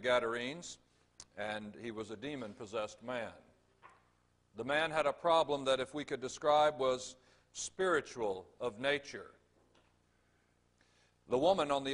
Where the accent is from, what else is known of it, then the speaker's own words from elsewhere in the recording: Jacksonville, Florida, United States; also born or lived in Georgia; now in Orlando, United States; Originally, I'm from Jacksonville, Florida